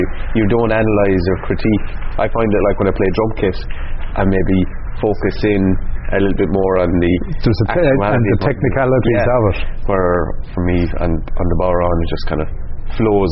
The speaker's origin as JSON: {"language": "English", "area": "County Clare", "region": "Munster", "country": "Ireland", "tie": "born or raised there", "said": "I didn't find too much great Irish language growing up resources in County Clare"}